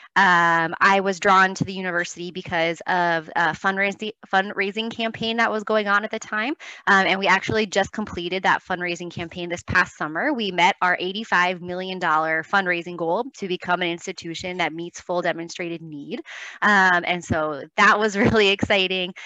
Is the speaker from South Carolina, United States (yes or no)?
no; Los Angeles, California, United States; I grew up in Los Angeles